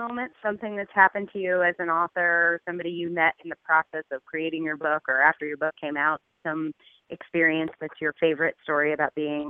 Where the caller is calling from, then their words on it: Takoma Park, Maryland, United States; I am on the other side of the park in Tacoma Park.